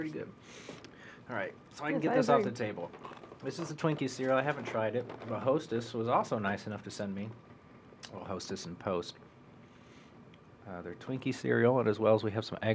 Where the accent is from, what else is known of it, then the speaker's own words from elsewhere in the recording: Monmouth, Illinois, United States; I'm from Monmouth. I know a lot of Monmouth people